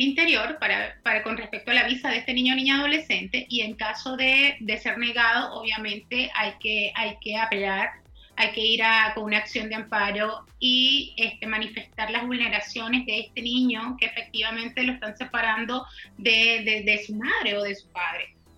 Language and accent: Spanish; Venezuela; now in Chile; como venezolana, como abogada venezolana